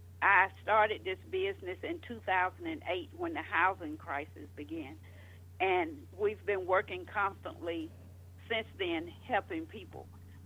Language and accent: English; Georgia, United States; also born or lived in Florida; I got married at 18, divorced at 21, was in Florida, down there by myself. I came from Georgia.